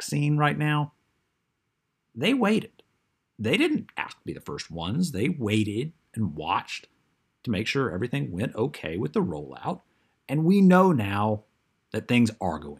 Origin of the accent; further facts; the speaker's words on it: Mississippi, United States; my home state, Mississippi